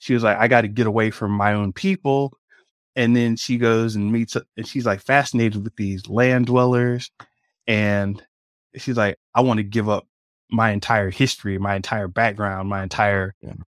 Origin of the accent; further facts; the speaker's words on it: Jamaica; Are you kidding me? I'm Jamaican. I'm down with that.